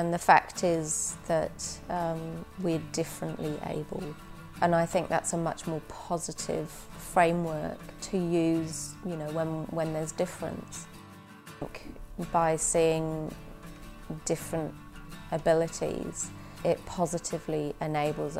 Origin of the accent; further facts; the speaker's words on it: Worcester, West Midlands, United Kingdom; moved away as an adult; also born or lived in Walthamstow, London; I was born actually in Walthamstow in England, 1970. And I lived for most of my, early childhood up to my early 20s in a place called Worcester